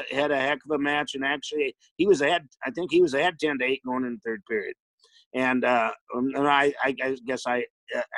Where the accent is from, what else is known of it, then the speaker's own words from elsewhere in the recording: South Dakota, United States; moved away; I was from South Dakota